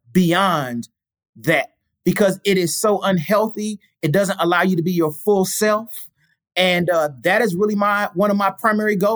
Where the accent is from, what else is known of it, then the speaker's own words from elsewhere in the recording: St. Louis, Missouri, United States; I'm from St. Louis